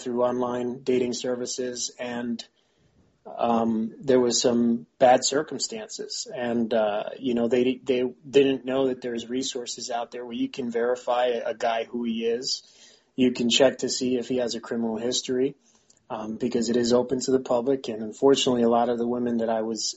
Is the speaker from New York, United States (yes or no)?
yes; New York City, New York, United States; moved away as an adult; also born or lived in United Kingdom; now in Pennsylvania, United States; I'm from the South Bronx, born and raised in Bronx Lebanon Hospital, right there in the Grand Concourse in Mount Eden.